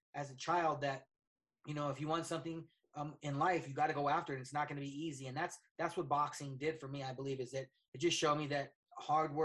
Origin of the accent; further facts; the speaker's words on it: Colorado, United States; I was born and raised here in Colorado